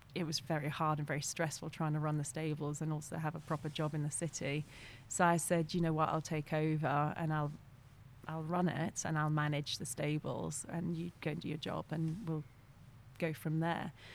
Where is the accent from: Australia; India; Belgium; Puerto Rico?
Belgium; first language French; English is a second language; moved away; also born or lived in North Yorkshire, England / England; when I was six months old, my family moved to Belgium. And um, I was actually brought up in a French speaking school. So my first language is actually French